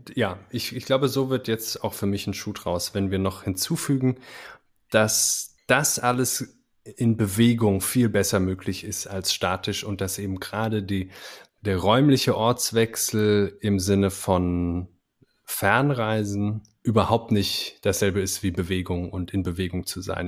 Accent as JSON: {"language": "German", "country": "Germany", "said": "als Deutsche"}